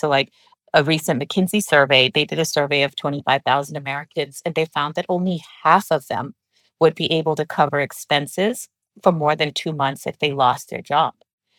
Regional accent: Pakistan; born there; moved away; You know, I'm from Pakistan. That's where I was born.

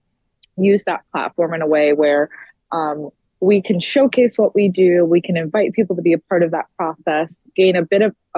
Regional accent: New York City, New York, United States; now in Washington, D.C., United States; I grew up in the Bronx and I live in D.C. currently

